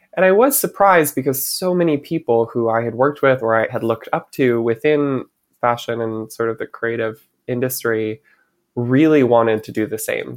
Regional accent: Michigan, United States; moved away as an adult; now in New York, United States; growing up in Michigan

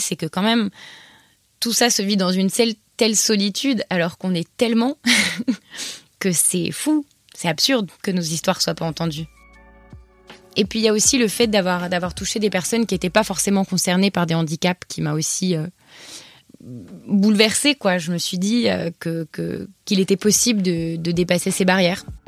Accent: Paris, Île-de-France, France; first language French; moved away as an adult; also born or lived in Montreal; j'ai 26 ans et j'ai grandi à Paris avec mes parents et mon frère Anton

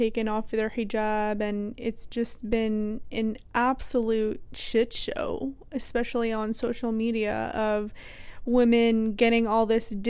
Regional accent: Texas, United States; we grew up in the South, we grew up in Texas

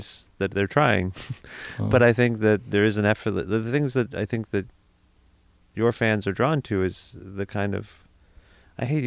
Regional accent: Cambridge, Ontario, Canada; moved away; I'm from Cambridge, Ontario, originally

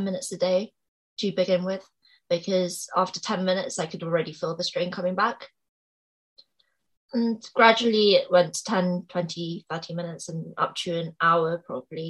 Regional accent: England, United Kingdom; also born or lived in Seoul, South Korea; I was born in Seoul in South Korea. And then I moved to England when I was about 5

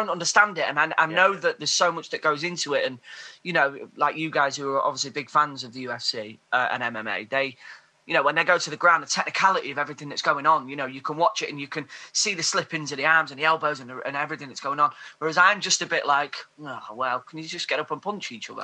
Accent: Grimsby, Yorkshire and the Humber, United Kingdom; I'm from Grimsby

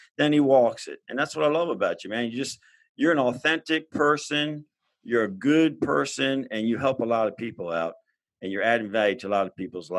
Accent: Maryland, United States; I'm just a Maryland bred boy

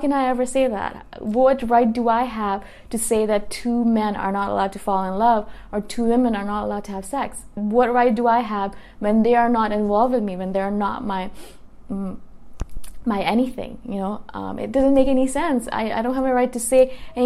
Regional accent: Toronto, Ontario, Canada; now in Thailand; I come from Toronto, and I'm living in Thailand right now

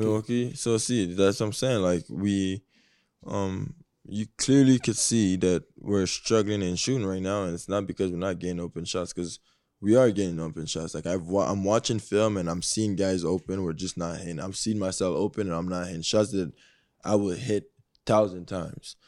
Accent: Canada; I am Canadian

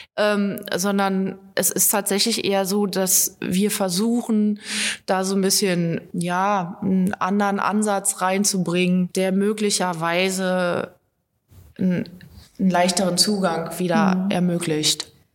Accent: Germany; Ich komme aus dem Harz und da ist die äh, Jodeltradition eben auch verwurzelt

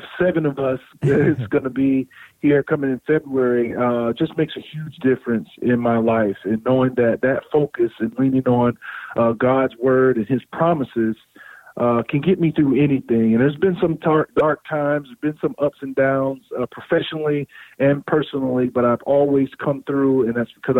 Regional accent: South Florida, United States; I grew up in South Florida

